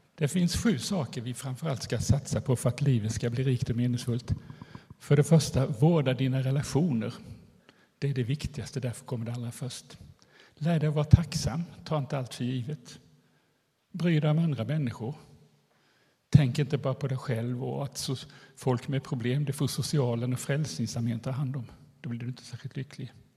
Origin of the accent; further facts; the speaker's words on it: Eksjö, Jönköping County, Sweden; also born or lived in Nässjö; Jag kommer från Eksjö där jag bor sedan ett par år tillbaka men annars har jag bott och jobbat i Nässjö som skolpsykolog i hela mitt liv